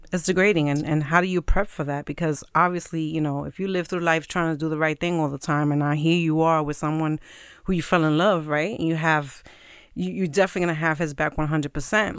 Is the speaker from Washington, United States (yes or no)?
no; New York City, New York, United States; now in Queens, United States; I was born and raised in Brooklyn, but I'm living in Queens